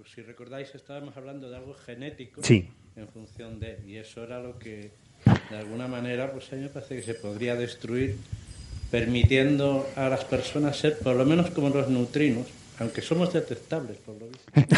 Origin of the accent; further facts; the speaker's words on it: Madrid, Community of Madrid, Spain; Soy de Madrid también